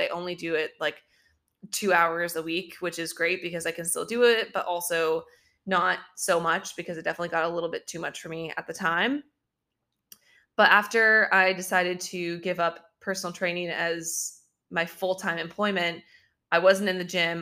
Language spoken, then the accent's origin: English; Southern California, United States; I grew up in Southern California